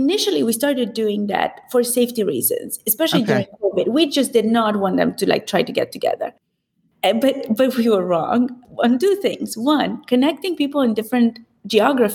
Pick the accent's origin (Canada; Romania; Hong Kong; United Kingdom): Romania; Transylvania; moved away; So because I grew up in Transylvania, raised by my grandparents